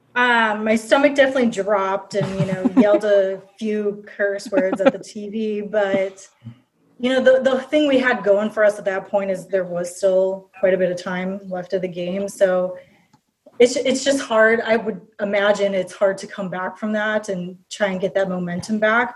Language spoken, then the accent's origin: English; Minnesota, United States; born and raised in Minnesota